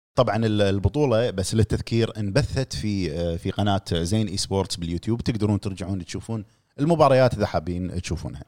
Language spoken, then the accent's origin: Arabic; Kuwait; عندنا بالكويت